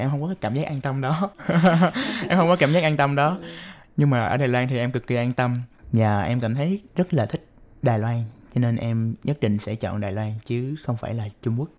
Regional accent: Ho Chi Minh City, Vietnam; moved away as an adult; now in Taiwan; Em đến từ thành phố Hồ Chí Minh của Việt Nam

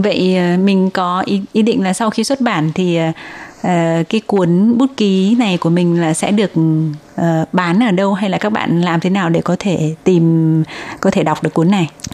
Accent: Vietnam; now in Taiwan; những người Việt sống ở Đài Loan

